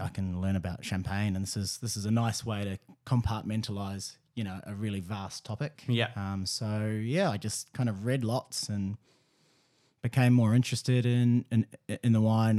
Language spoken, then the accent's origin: English; New Zealand; moved away as an adult; also born or lived in Melbourne; I'm from New Zealand